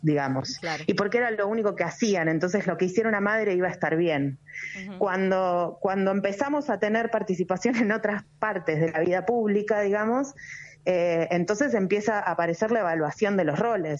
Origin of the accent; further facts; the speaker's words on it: Argentina; yo soy argentina